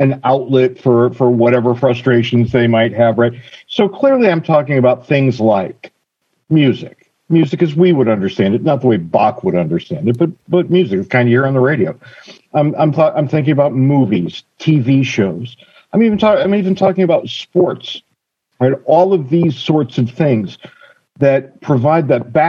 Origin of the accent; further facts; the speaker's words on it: Connecticut, United States; where I grew up in Connecticut